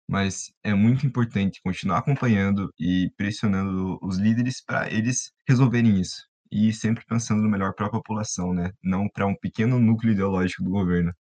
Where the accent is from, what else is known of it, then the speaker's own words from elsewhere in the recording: Paraná, Brazil; referenciando da minha terra, é, o Paraná